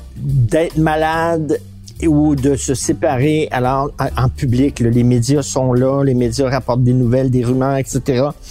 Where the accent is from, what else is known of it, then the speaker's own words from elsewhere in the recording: Montreal, Quebec, Canada; Nous autres, Montréal